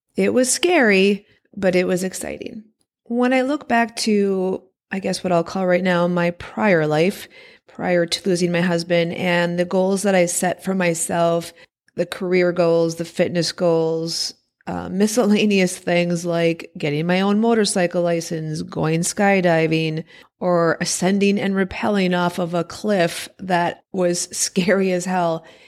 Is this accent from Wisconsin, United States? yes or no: yes; Wisconsin, United States; born or raised there